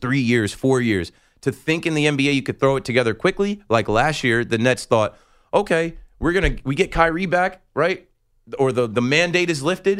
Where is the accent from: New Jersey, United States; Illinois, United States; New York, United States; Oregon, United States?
New Jersey, United States; I'm from New Jersey